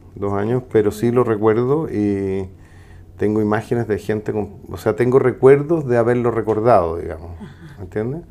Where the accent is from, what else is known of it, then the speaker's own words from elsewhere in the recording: Santiago, Santiago Metropolitan Region, Chile; yo nací en Santiago Centro al lado de un circo y me eduqué en el Manuel de Salas